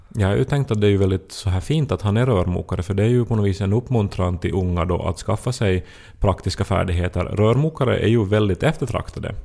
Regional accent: Finland; man som finlandssvensk upplever sig lite som en sån här

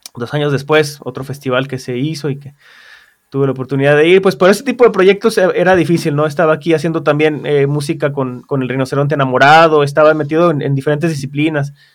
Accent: San Luis Potosí, Mexico; also born or lived in New York; yo soy de aquí de San Luis

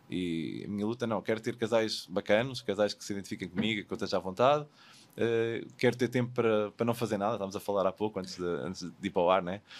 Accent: Portugal; moved away

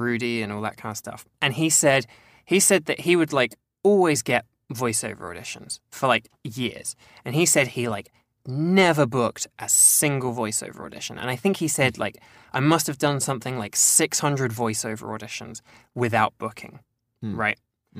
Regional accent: England, United Kingdom; I'm English, but I've got a French name.

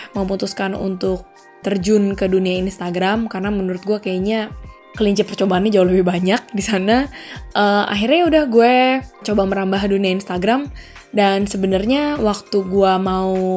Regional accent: Jakarta, Indonesia; moved away as an adult; also born or lived in Australia / Madrid, Spain; now in Seville, Spain; gue dari Jakarta, terus gue tinggal ke Australia untuk belajar dan juga kerja

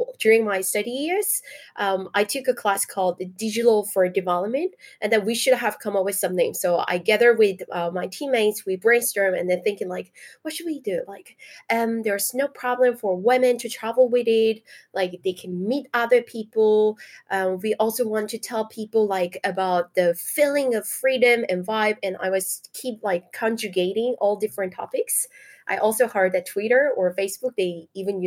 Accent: South Korea; moved away as an adult; now in Paris, France; I'm from South Korea.

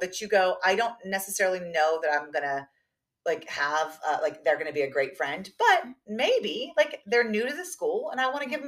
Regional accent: the South, United States; moved away; I'm from the South

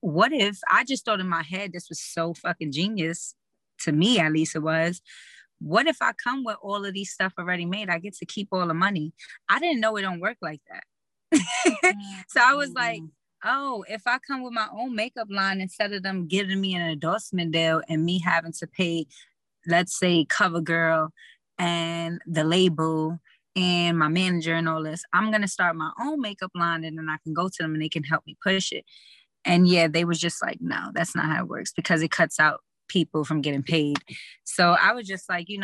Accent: New York City, New York, United States; we're both from East Harlem, El Barrio

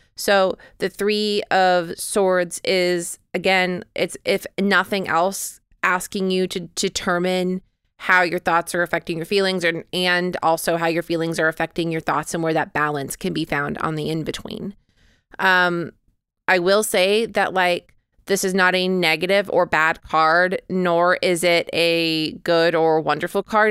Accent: United States; I, however, am an American

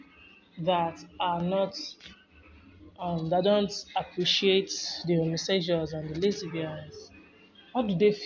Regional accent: Nigeria; now in United States; I'm a Nigerian residing in the US

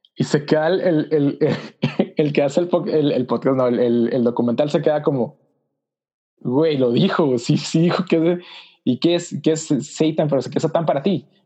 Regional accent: Mexicali, Baja California, Mexico; soy de Mexicali, Baja California, soy nórdico, o sea, por el norte de México

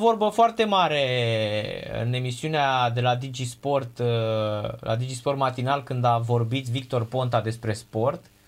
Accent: Craiova, Dolj, Romania; now in Bucharest, Romania; eu vin din Craiova

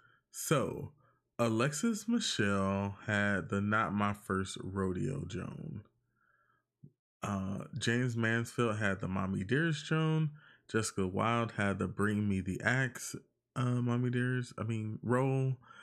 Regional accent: Puerto Rico; I am from Puerto Rico.

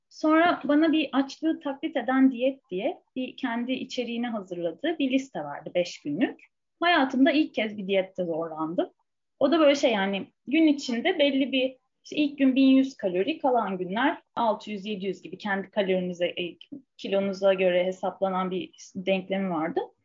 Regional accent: Istanbul, Turkey; ben yani Fulya'da büyüdüm Beşiktaş'ın göbeğinde

